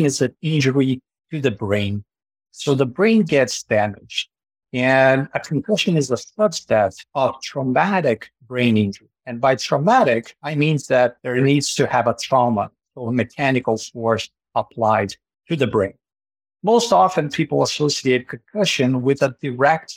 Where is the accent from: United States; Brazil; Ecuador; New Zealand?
Brazil; moved away as an adult; now in Canada; my transition to Canada, because I am originally from Brazil